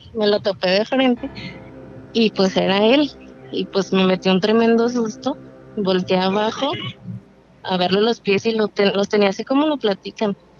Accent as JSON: {"language": "Spanish", "region": "Durango", "country": "Mexico", "moved": "yes", "lives_now": "Tlajomulco de Zúñiga, Mexico", "said": "Yo soy de Durango, pero vivo en Jalisco"}